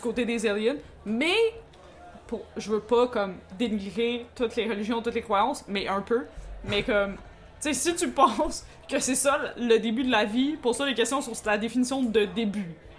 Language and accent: French; Montreal, Quebec, Canada; on a été élevés à Montréal-Nord